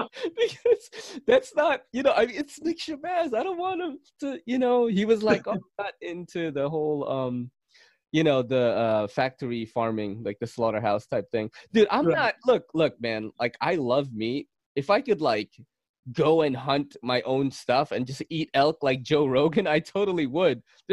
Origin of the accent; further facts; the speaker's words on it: Philippines; Oh shit. Hey, that's a stereotype. That's not real. I'm a Filipino, I'm part Spanish.